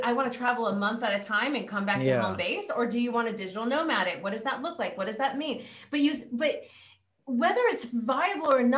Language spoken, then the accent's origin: English; California, United States; I'm from California